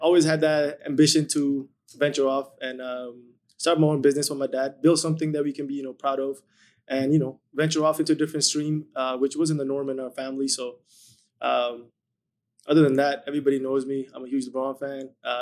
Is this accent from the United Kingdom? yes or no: no; India; now in Edmonton, Canada; Moved to India for 10 years